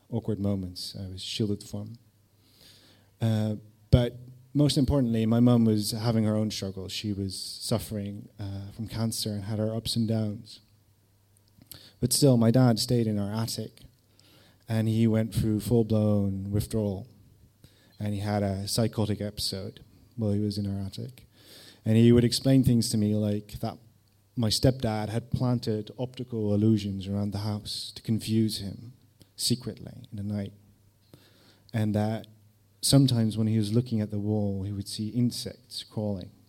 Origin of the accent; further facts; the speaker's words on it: Netherlands; English is a second language; I was from Holland, I was living there with my mum, and I would visit my dad in various cities in the UK, such as Manchester, Woking, Lancing, my favourite, near Brighton.